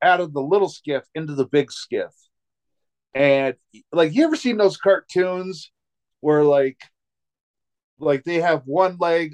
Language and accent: English; Montana, United States; I'm from Montana